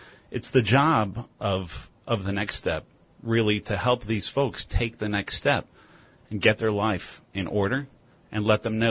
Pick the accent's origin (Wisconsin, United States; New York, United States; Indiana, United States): New York, United States; Rockland County; I'm from Rockland County